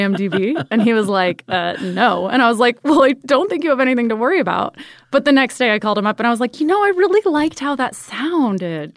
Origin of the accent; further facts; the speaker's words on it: Ventura, California, United States; moved away as an adult; Born in Ventura, California